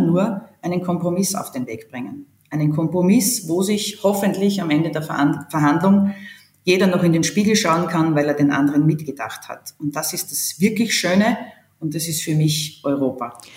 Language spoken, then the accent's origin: German; Hitzendorf, Styria, Austria; meiner Heimatgemeinde, Marktgemeinde Hitzendorf